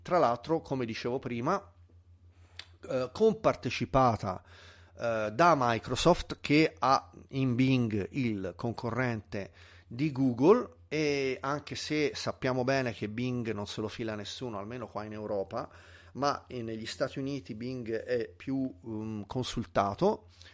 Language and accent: Italian; Tuscany, Italy; sono un toscano purista della lingua